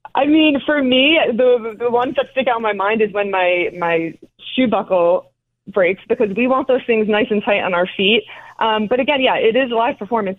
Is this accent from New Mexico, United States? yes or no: no; North Caldwell, New Jersey, United States; I am from New Jersey, North Caldwell, New Jersey, so right outside of Manhattan